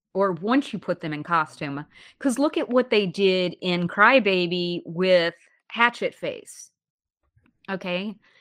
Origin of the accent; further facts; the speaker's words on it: Alabama, United States; now in New York, United States; the city where I grew up in Alabama